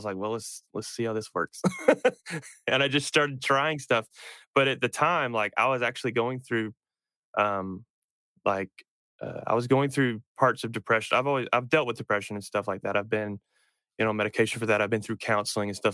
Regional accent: North Carolina, United States; moved away as an adult; also born or lived in upstate New York; I grew up in North Carolina, and then I went to college in South Carolina.

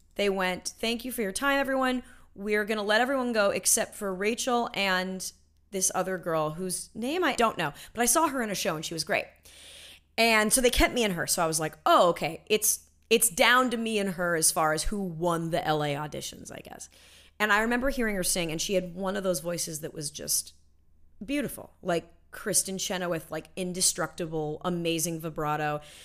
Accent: Los Angeles, California, United States; I grew up, yes, I grew up in L

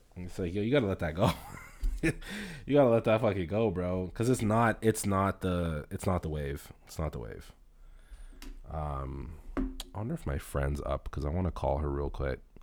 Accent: Toronto, Ontario, Canada; I grew up in Rexdale

